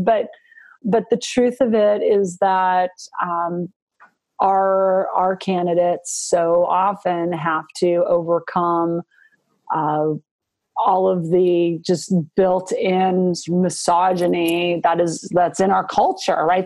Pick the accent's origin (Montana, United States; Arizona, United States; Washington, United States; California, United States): Montana, United States; Butte; now in Virginia, United States; I grew up in Montana